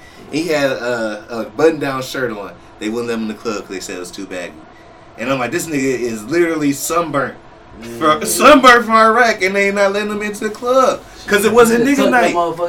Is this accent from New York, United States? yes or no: no; Toledo, Ohio, United States; I'm from Toledo, Ohio.